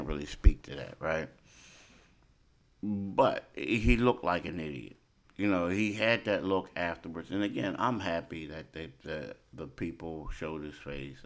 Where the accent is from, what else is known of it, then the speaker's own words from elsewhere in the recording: Philadelphia, Pennsylvania, United States; I'm from Philly